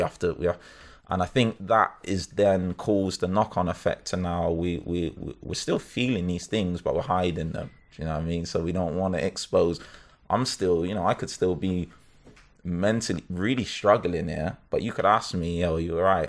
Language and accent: English; Bristol, South West England, United Kingdom; now in Birmingham, United Kingdom; I'm from Bristol.